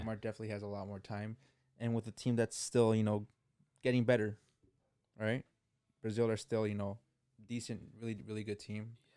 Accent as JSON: {"language": "English", "country": "Canada", "said": "we're Canadian"}